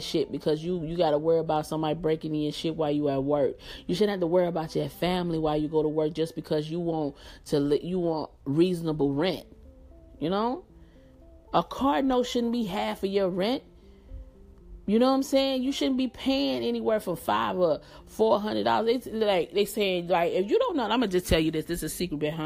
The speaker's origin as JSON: {"language": "English", "town": "Atlanta", "region": "Georgia", "country": "United States", "said": "I'm from Atlanta and I live in Atlanta"}